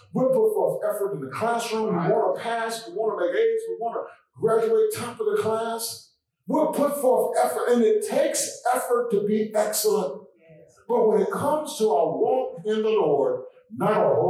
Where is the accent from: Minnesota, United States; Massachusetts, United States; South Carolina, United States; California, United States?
South Carolina, United States; Blair; moved away; I grew up in Blair, South Carolina.